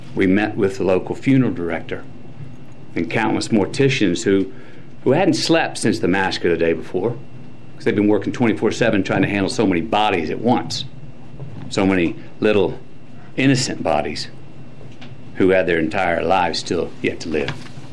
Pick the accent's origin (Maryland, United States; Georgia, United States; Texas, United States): Texas, United States; Uvalde; my hometown of Uvalde